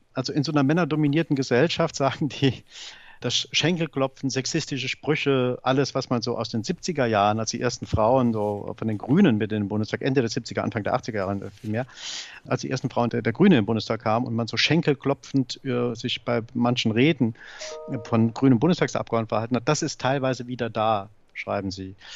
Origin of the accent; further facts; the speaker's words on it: Saarbrücken, Saarland, Germany; moved away as an adult; now in Berlin, Germany; Ich bin Saarbrücker oder ich bin Saarländer und werde das auch bleiben